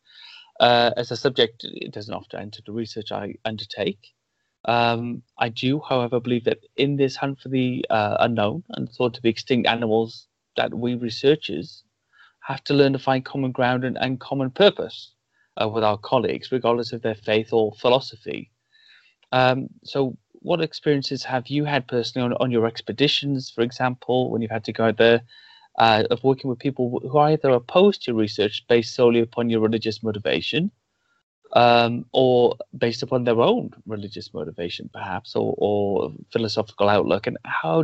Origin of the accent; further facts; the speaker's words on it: Wales, United Kingdom; I grew up in Wales and we have a dragon on our flag